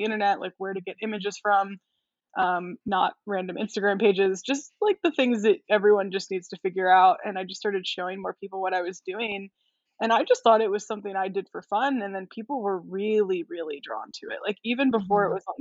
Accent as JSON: {"language": "English", "town": "College Park", "region": "Maryland", "country": "United States", "tie": "born or raised there", "said": "I grew up in College Park, Maryland, which is right outside of Washington, D.C."}